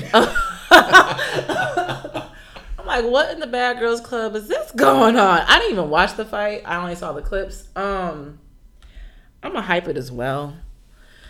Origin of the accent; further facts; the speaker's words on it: United States; also born or lived in New York City; I'm African American